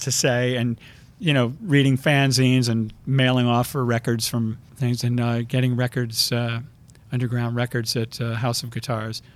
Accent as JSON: {"language": "English", "region": "Connecticut", "country": "United States", "tie": "born or raised there", "said": "I grew up outside of New York, mostly in Connecticut."}